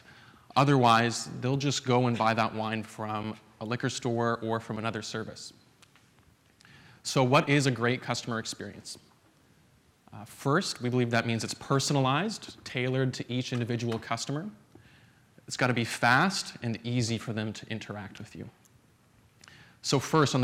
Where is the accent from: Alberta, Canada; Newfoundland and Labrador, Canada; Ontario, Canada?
Alberta, Canada; I'm from Alberta, up in the frigid wastes of Canada.